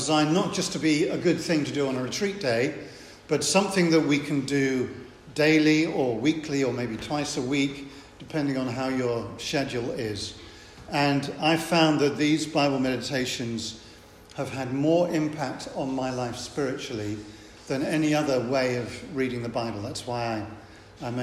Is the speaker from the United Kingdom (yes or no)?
yes; England, United Kingdom; I'm English.